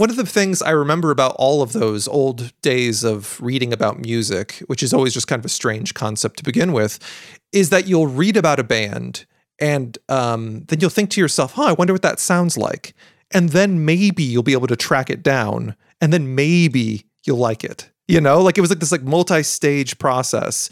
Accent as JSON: {"language": "English", "country": "United States", "said": "I was an American"}